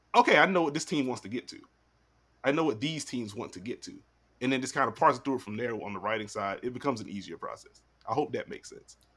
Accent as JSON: {"language": "English", "region": "South Carolina", "country": "United States", "said": "I'm from South Carolina"}